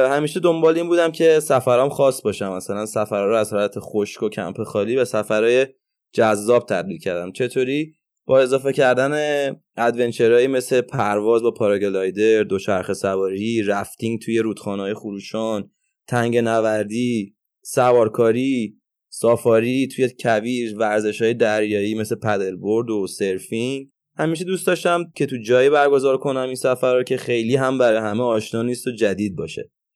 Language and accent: Persian; Tehran, Tehran Province, Iran; اهل تهرانم